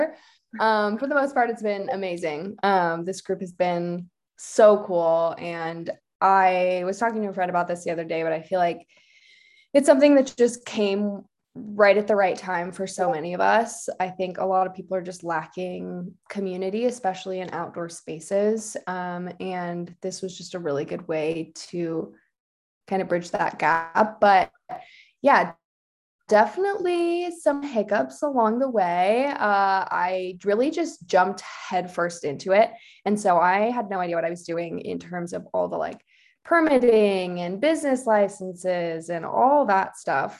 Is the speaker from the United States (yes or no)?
yes; Orange, California, United States; now in Lake Tahoe, United States; I am from Orange, California, grew up in the city of Orange, kind of by Chapman University.